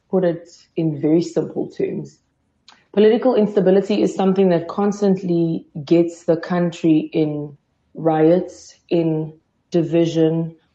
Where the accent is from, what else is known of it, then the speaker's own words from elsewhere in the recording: DR Congo; now in South Africa; I don't know what the future holds in terms of going back to my home country. But South Africa has been my home for a really, really long time. And if I can say so myself, on many days I feel more South African than I do Congolese